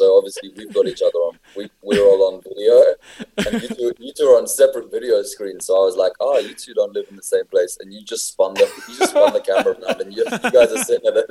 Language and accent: English; London, United Kingdom; born there; I was born in London, but my whole mum's side is Irish and my dad's side is English, French, German.